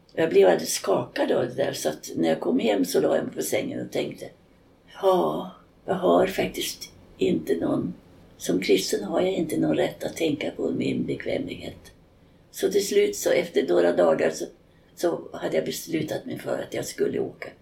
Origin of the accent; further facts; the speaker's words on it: Sweden; Jag var ensam svensk och jag var ensam europé ibland.